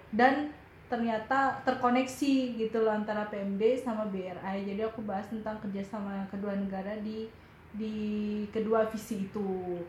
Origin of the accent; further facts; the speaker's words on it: Malang, East Java, Indonesia; aku dari Malang